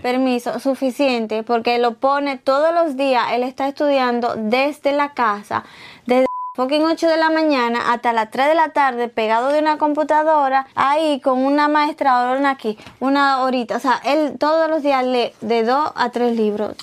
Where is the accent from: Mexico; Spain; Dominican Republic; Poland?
Dominican Republic; moved away; yo crecí, ¿verdad? En mi niñez en República Dominicana.